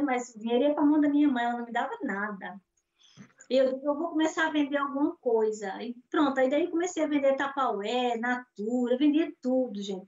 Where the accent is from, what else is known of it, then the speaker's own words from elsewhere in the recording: Natal, Rio Grande do Norte, Brazil; moved away as an adult; now in Portugal; Eu sou de Natal, Rio Grande do Norte, é a cidade do sol